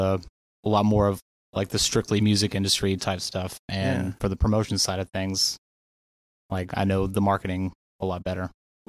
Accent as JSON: {"language": "English", "town": "Knoxville", "region": "Tennessee", "country": "United States", "tie": "born or raised there", "said": "Born and raised."}